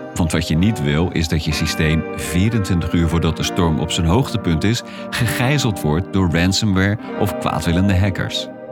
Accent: Maassluis, South Holland, Netherlands; Ik ben opgegroeid in Maasluis en ben vaak langs de Maaslandkering gefietst

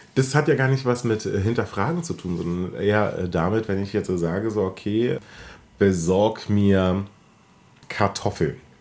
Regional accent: Germany; wir als äh, Deutsche mit unserer Pedanterie

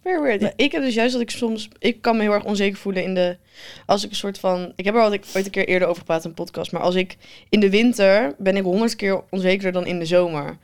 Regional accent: North Brabant, Netherlands; ik ben een Brabander

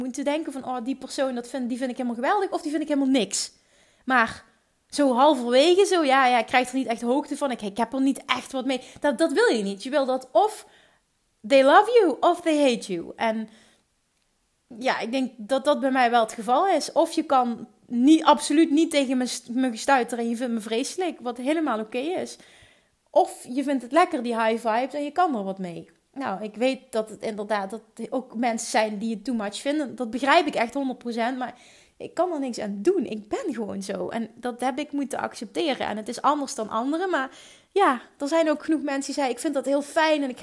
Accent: Limburg, Netherlands; accent: Limburgish; Volgens mij heeft niemand zich gestoord aan mijn Limburgse accent.

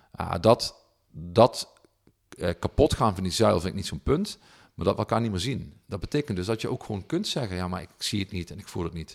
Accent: Heerlen, Limburg, Netherlands; ik kwam uit Zeswegen, dus totaal andere, totaal andere sociaal-economische achtergronden

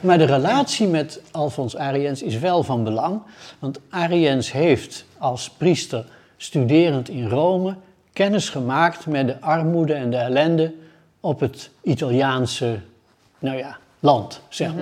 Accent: Utrecht, Netherlands; Ik ben geboren in Utrecht, in de binnenstad. En eh, heb ik bij, altijd gewoond

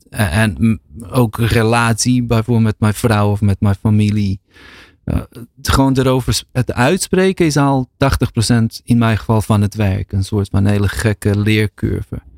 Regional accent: Bosnia & Herzegovina; En, en in Bosnië of in Balkan, waar ik vandaan kom, is, gaat toch heel vaak daarover

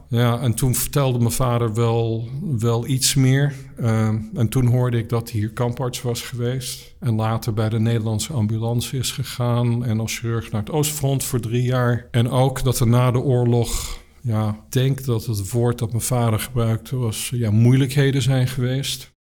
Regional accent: Netherlands; moved away as an adult; also born or lived in South Africa; now in California, United States; ik ben in Nederland opgegroeid, vooral in Nederland, ook een beetje in Zuid-Afrika

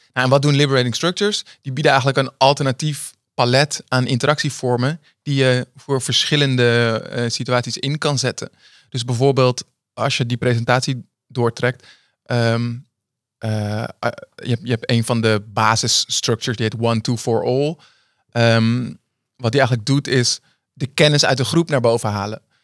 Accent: Amsterdam, North Holland, Netherlands; ik ben in Amsterdam opgegroeid

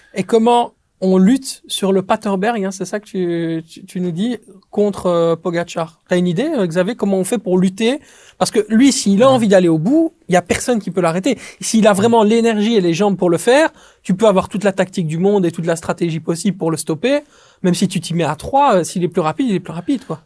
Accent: Belgium

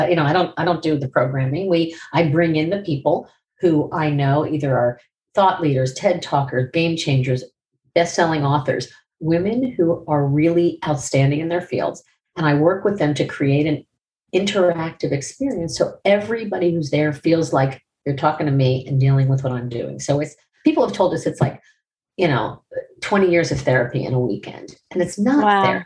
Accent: Miami, Florida, United States; I was from Miami

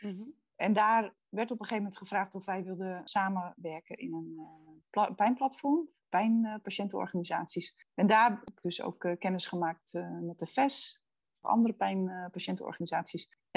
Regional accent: Netherlands; Ik kom uit Boerden.

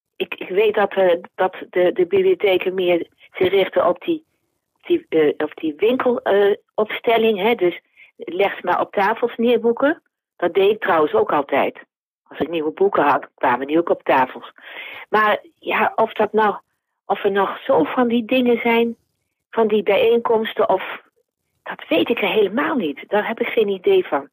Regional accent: Zwolle, Overijssel, Netherlands; Ik ben een eh, blauwvinger. Dus ik ben geboren in Zwolle en ik woon er nog steeds.

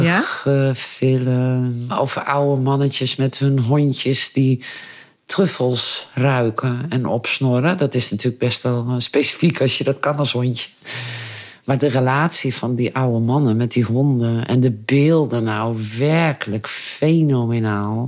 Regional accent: Friesland, Netherlands; now in Aalten, Netherlands; Ik ben opgegroeid in Friesland

